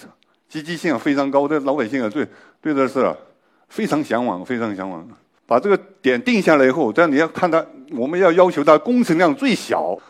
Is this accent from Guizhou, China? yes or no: yes; Guizhou, China; 我作为一个贵州人，我也是研究这个的，